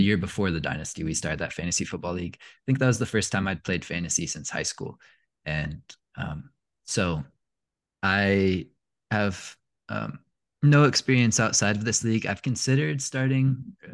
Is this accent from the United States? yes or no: yes; Indianapolis, Indiana, United States; moved away; also born or lived in Tennessee; I grew up in Indianapolis